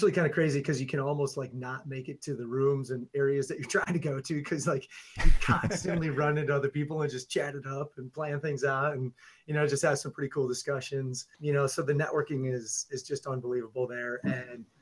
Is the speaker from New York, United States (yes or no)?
no; Milwaukee, Wisconsin, United States; I'm from just outside of Milwaukee, Wisconsin, and teach at a school in the suburbs of Milwaukee